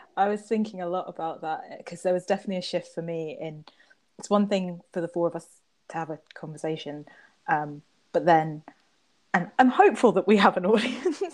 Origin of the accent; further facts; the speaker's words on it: Trinidad & Tobago; I identify that I'm from Trinidad